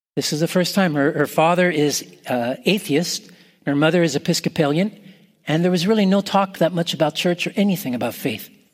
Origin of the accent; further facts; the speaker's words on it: Canada; now in United States; I'm Canadian